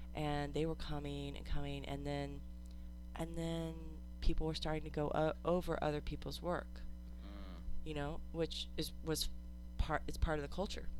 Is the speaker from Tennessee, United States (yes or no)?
no; New Jersey, United States; moved away as an adult; now in Austin, United States; I moved here from New Jersey and I, I grew up with access to New York City